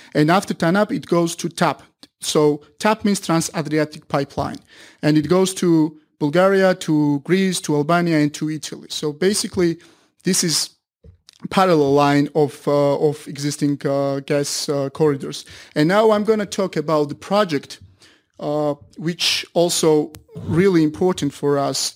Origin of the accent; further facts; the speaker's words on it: Georgia; my country is located between Caspian and Black Sea